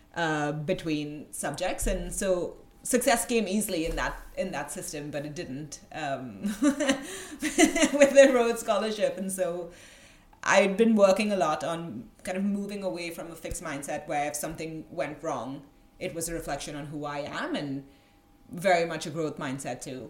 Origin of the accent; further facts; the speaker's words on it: Goa, India; moved away as an adult; also born or lived in Mumbai, India; I grew up in a in a kind of one of the smallest uh, states in India